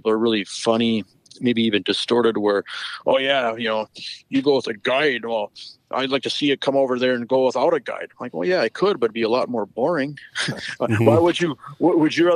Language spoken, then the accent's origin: English; Western North Dakota, United States; also born or lived in Devils Lake, North Dakota; I grew up in Western North Dakota, fishing Lake Sakakawea and the Missouri River system